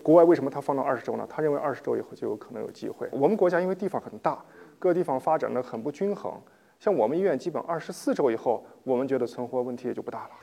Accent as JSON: {"language": "Chinese", "country": "China", "said": "我们中国人"}